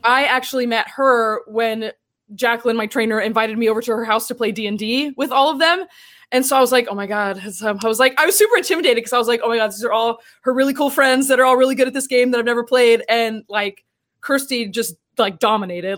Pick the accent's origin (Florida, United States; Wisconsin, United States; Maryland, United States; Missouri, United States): Florida, United States; Tampa; also born or lived in Orlando; I'm from Central Florida. I grew up in Tampa and then I moved to Orlando for college